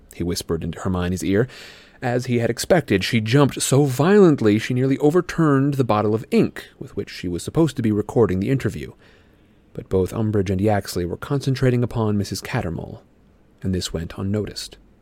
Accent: Midwestern United States, United States; I'm from the Midwestern U S

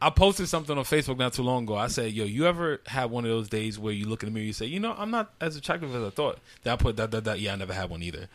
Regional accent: New York City, New York, United States; I grew up in Carver Projects, 104th and Madison, east side of Harlem

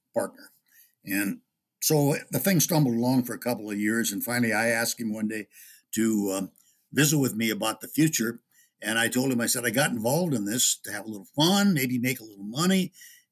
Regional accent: Upper Midwest, United States; it's been mostly in the upper Midwest, and it's my home country

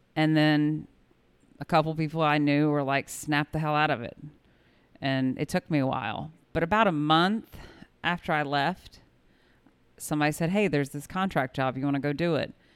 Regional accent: Kokomo, Indiana, United States; moved away; also born or lived in South Carolina; I grew up in Kokomo, Indiana, and lived a very suburban, leave it to Beaver Life

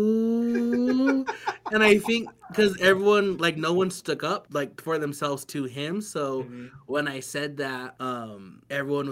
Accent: Lapwai, Idaho, United States; growing up in Lapway, like, res kids, like, we can be pretty tough

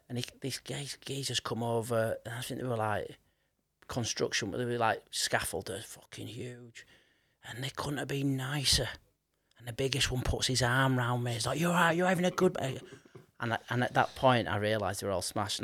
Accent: Leeds, Yorkshire and the Humber, United Kingdom; I grew up in Leeds

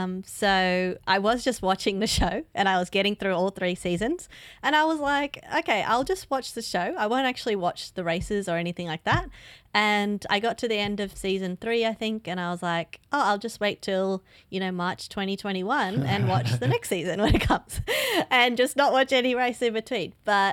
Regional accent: Australia; Being an Aussie and all

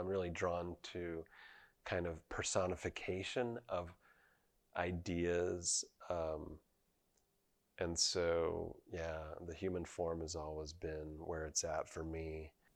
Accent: Provo, Utah, United States; I grew up in Provo, Utah, just about a block away from the Harris Fine Arts Center

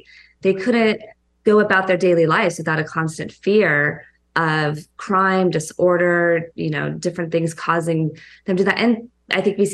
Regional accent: California, United States; moved away as an adult; now in New York, United States; I'm a Californian

